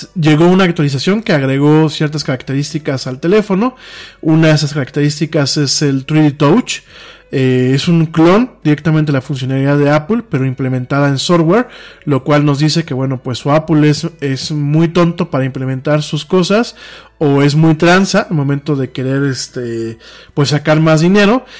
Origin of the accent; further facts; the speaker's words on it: Mexico; Nosotros como mexicanos